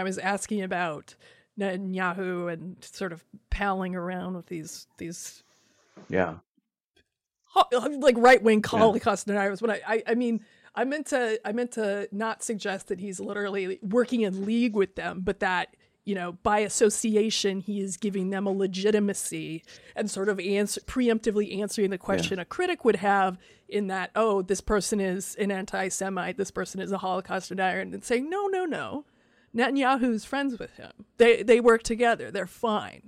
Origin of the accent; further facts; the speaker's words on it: Iowa, United States; I grew up in Iowa around a lot of evangelicals